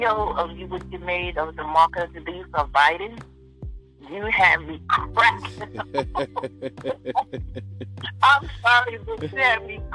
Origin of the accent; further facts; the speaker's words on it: Los Angeles, California, United States; now in New York, United States; I'm originally from